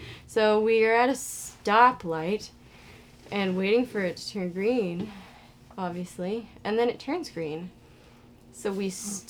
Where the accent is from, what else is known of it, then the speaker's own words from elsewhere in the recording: Canada; It was in Canada, and I'm Canadian, so I would be fine.